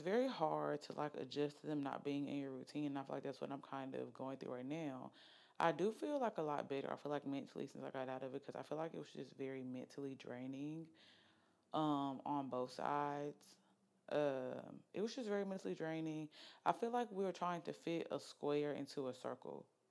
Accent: Oxford, Alabama, United States; moved away as an adult; also born or lived in Norfolk, Virginia; now in Birmingham, United States; I'm from Oxford, Alabama, raised. I was not born in Oxford. I was born in Norfolk, Virginia

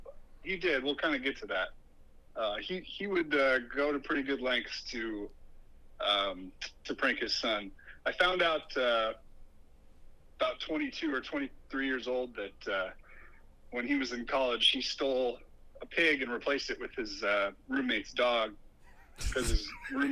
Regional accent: United States; I'd have to write a letter to the Tooth Fairy exclaiming that I am an American boy, I need American money.

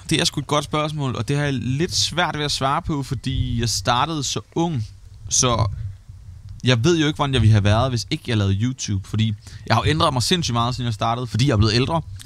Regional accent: Svendborg, Southern Denmark, Denmark; Jeg er vokset op i Svendborg, og har altid boet her

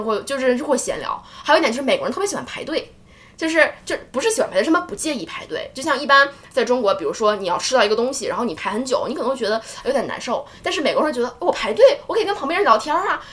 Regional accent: China; now in United States; 我们一个中国人在美国体验着所谓的封城

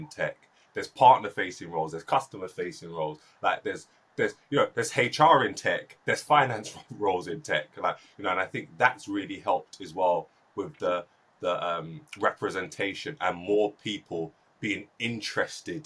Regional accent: London, United Kingdom; I was born and raised in South London, which is super cosmopolitan

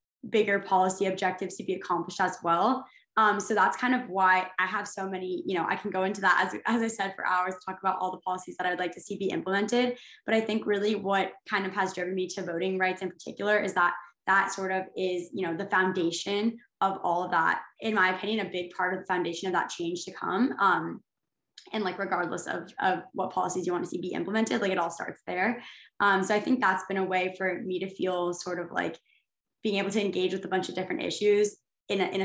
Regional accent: New Haven, Connecticut, United States; I'm from New Haven, Connecticut, and there's a lot of community organizing that happens there. And I think I was very inspired by that growing up as well

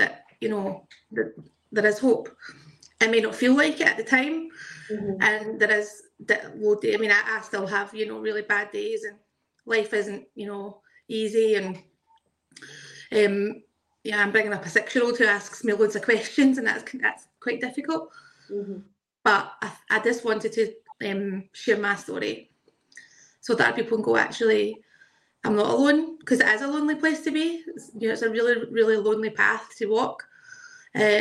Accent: Glasgow, Scotland, United Kingdom; also born or lived in South Lanarkshire; I am from Glasgow in Scotland.

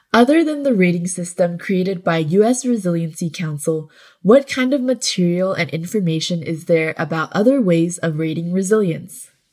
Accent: California, United States; Growing up in California

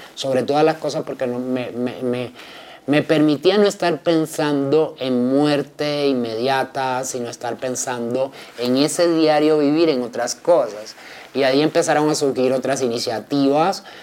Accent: Havana, Cuba; moved away as an adult; also born or lived in Camilo Cienfuegos (Habana del Este); now in Bogotá, Colombia; inicialmente fui defensora de derechos humanos en La Habana, Cuba, que es mi ciudad natal, donde nací

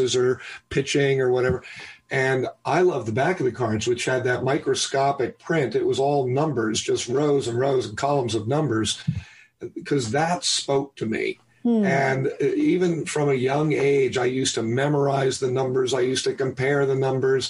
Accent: New York City, New York, United States; I was born in New York City

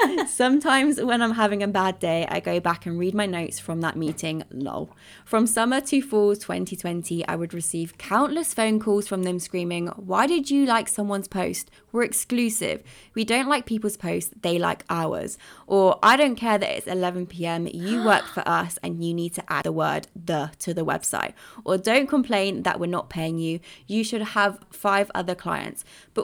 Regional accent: California, United States; So I'm from California, but in January of 2020, I wanted to find some Spanish clients so that I could move to Madrid to live with my boyfriend.

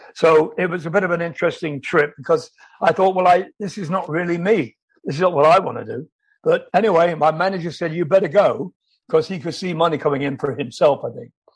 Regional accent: England, United Kingdom; I was in a dance band in my hometown in England

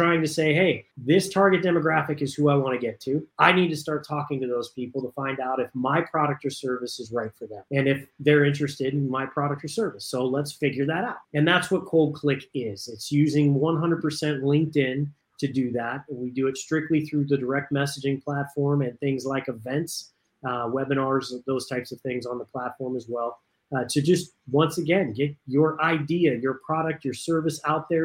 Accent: Southern California, United States; I grew up in Southern California. My parents lived in San Fernando Valley area

